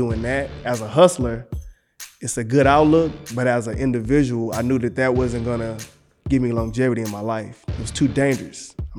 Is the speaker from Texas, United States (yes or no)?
yes; Galveston, Texas, United States; also born or lived in Houston, Texas; I was born in Galveston, Texas.